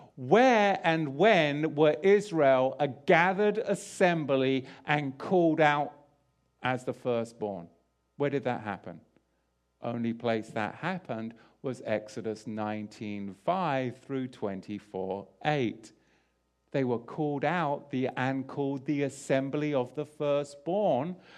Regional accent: England, United Kingdom; I grew up in England

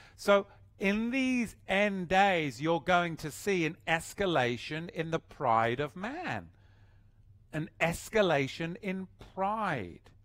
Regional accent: England, United Kingdom; moved away

